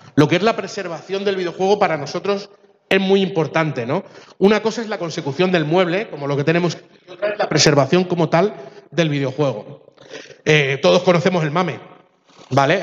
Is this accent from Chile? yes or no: yes; Chile; moved away; Yo soy de origen chileno